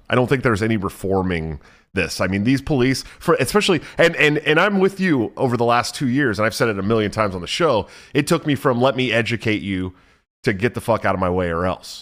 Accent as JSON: {"language": "English", "town": "Oakland", "region": "California", "country": "United States", "also_born_or_lived": "San Francisco Bay Area", "said": "I'm from Oakland"}